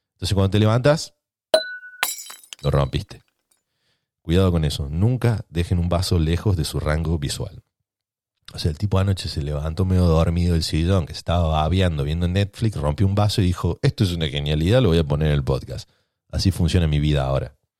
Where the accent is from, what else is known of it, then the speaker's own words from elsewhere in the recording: Argentina; los ratas que somos en Argentina